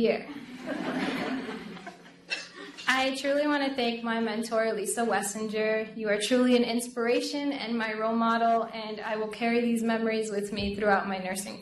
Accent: Lawrence, Massachusetts, United States; my city back home, Lawrence, Massachusetts, which is majority a Hispanic population. Being Latina myself, and also how my community has supported me all my life

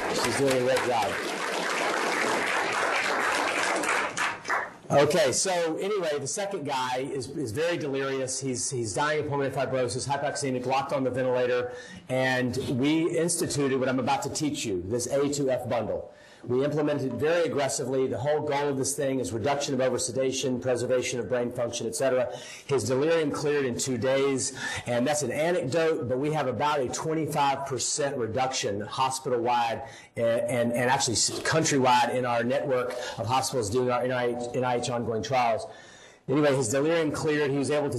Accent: Louisiana, United States; now in Tennessee, United States; I'm from Louisiana, and I now live in Tennessee.

